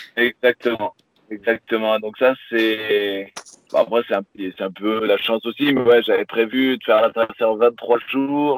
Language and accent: French; Pyrenees, France; moved away as an adult; j'ai grandi dans le sud de la France, dans les Pyrénées